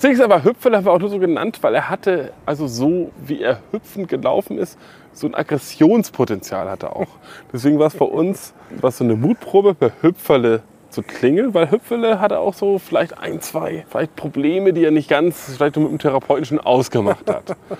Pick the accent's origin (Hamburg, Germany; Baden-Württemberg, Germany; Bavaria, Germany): Hamburg, Germany; now in Berlin, Germany; Weil ich bin aus Hamburg, und da gab es vielleicht Delta Radio oder sowas. Und ich bin, als ich nach Berlin gezogen bin